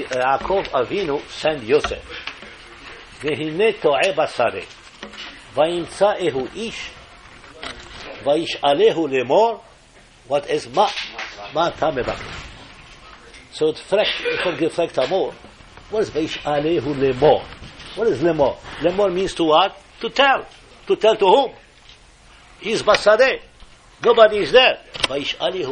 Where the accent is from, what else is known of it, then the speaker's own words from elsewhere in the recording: Morocco; moved away as an adult; I came from Morocco in 1960. But my parents and my other brothers were in Morocco